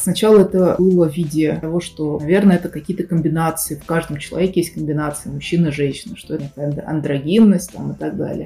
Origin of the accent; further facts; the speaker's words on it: Russia; moved away as an adult; Сейчас я уехал из России